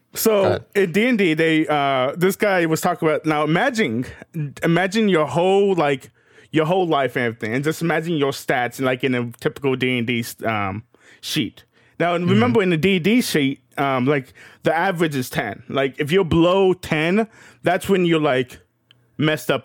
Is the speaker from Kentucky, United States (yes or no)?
yes; Kentucky, United States; I was raised in Kentucky